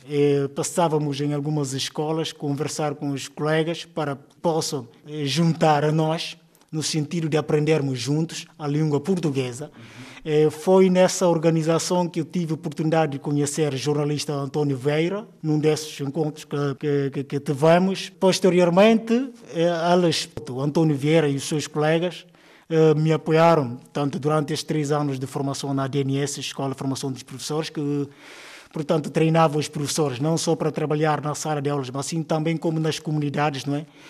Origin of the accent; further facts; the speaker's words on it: Canchungo, Cacheu, Guinea-Bissau; Sou natural de Guiné-Bissau, eh, região que achou concretamente o setor de Canchungo